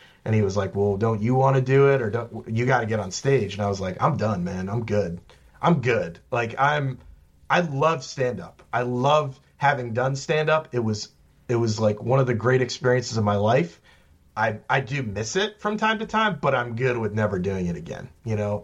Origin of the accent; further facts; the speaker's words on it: central Virginia, United States; moved away as an adult; also born or lived in Washington, District of Columbia, United States / New York; I moved back to Virginia